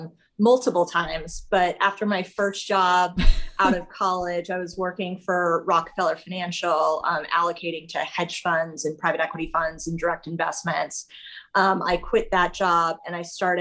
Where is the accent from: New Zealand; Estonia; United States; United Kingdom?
United States; Colorado; I grew up in Colorado. I went to a small high school here